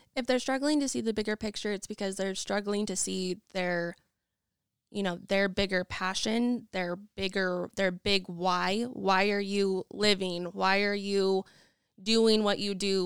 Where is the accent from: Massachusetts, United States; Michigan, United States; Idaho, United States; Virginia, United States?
Idaho, United States; Nampa; also born or lived in Boise, Idaho; I am originally from Nampa, Idaho, have lived mostly in Boise and have been all over